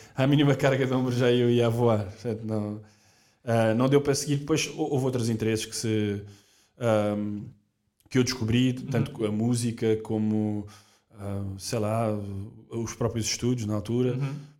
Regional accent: Portugal; Nós, nós somos portugueses, portanto, logo desde muito novos na escola

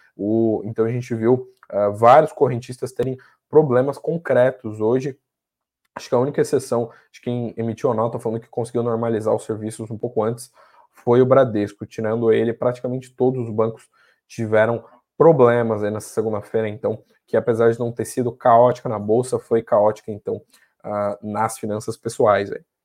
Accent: Santa Catarina, Brazil; minha terra, de onde eu nasci, lá de Santa Catarina

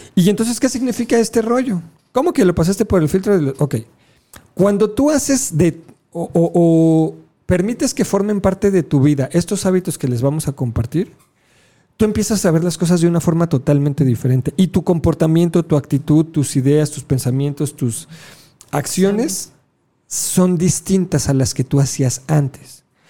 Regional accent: Mexico; somos mexicanos

